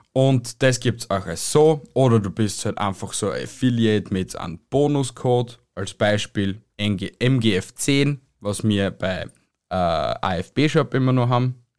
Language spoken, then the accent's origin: German; Austria; bei uns in Österreich